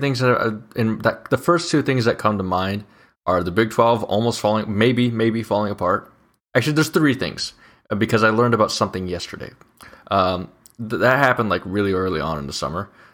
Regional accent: Mississippi Valley, Iowa, United States; also born or lived in England; my hometown's fair, the Mississippi Valley, uh, Fair

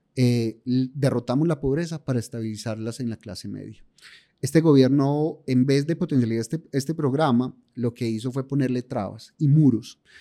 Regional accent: Paisa, Antioquia, Colombia; yo por lo menos que soy paisa

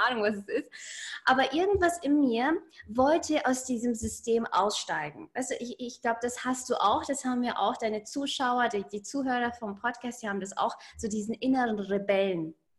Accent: Ingolstadt, Bavaria, Germany; ich bin in Ingolstadt geboren und aufgewachsen

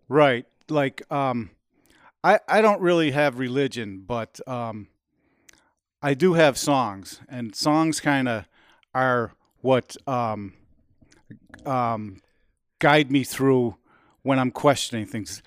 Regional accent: United States; we're Americans

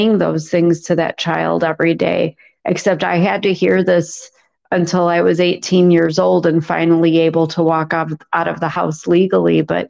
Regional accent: a suburb north of Chicago, Illinois, United States; he lived in a suburb north of Chicago. So we ended up moving in with him, and that's where I grew up

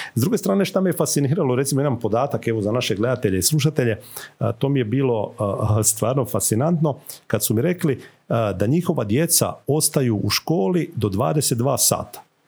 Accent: Croatia

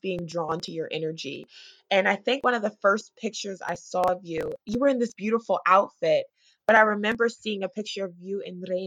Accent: Newburgh, New York, United States; I'm from Newburgh, New York, which is probably like an hour north of Manhattan.

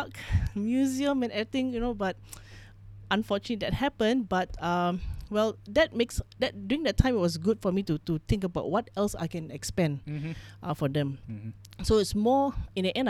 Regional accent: Malaysia; So my father is Filipino Thai. My mom's Chinese. So I'm third generation in this country.

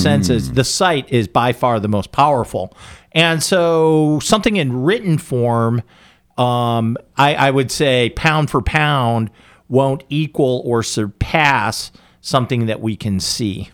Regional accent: United States; as an American

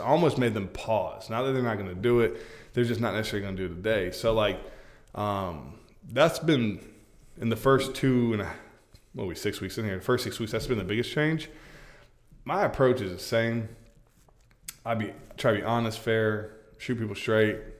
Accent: Polk County, Florida, United States; I'm from Polk

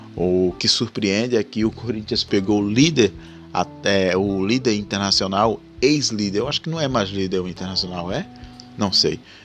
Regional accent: Rio Largo, Alagoas, Brazil; sou de Rio Largo, Alagoas

